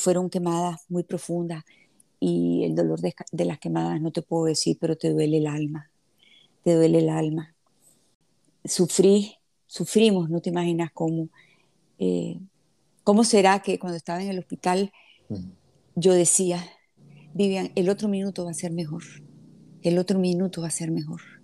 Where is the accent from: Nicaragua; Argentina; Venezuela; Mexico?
Nicaragua; also born or lived in Havana, Cuba; Yo nací en La Habana, Cuba, y cuando el régimen de Fidel Castro, nosotros salimos de Cuba y venimos directamente a Nicaragua. Aquí hemos vivido toda la vida.